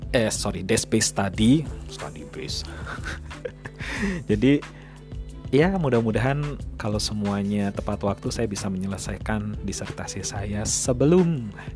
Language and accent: Indonesian; Yogyakarta, Special Region of Yogyakarta, Indonesia; moved away as an adult; also born or lived in Ambon, Maluku / Scotland; saya lahir di Yogyakarta